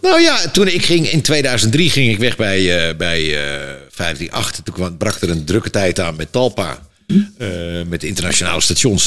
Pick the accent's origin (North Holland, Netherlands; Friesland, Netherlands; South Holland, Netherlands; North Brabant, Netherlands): North Holland, Netherlands; Amsterdam; Ik kom gewoon uit Amsterdam-West, uit een, een arbeidersbuurtje. En we hadden het helemaal niet breed